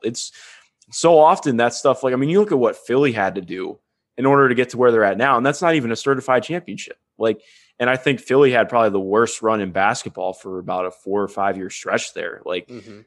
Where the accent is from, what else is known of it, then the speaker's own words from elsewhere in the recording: Cleveland, Ohio, United States; growing up in Cleveland